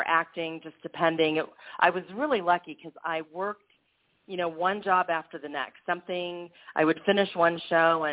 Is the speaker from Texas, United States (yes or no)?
no; Kansas City, Missouri, United States; moved away as an adult; now in California, United States; I am originally from Kansas City, Missouri, where I grew up.